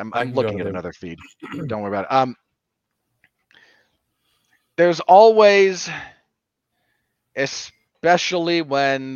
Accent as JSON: {"language": "English", "region": "Utah", "country": "United States", "said": "here in my home state"}